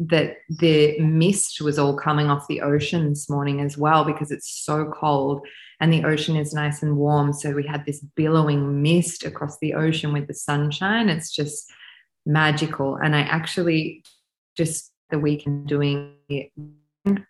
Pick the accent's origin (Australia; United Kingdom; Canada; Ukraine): Australia; also born or lived in France / India; I am an Australian woman with an Eastern European background.